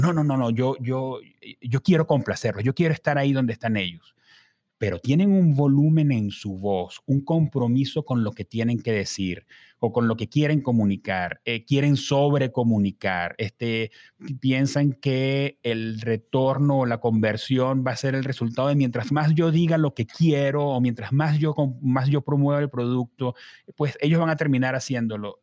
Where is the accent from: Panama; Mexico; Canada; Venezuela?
Venezuela; Caracas, Capital District; uno como caraqueño, yo